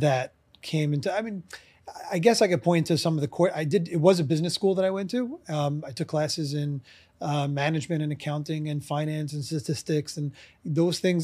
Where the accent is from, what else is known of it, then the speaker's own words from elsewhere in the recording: New York City, New York, United States; I'm from, uh, Brooklyn, New York. I still live in Brooklyn, New York, so it's been forty-four years now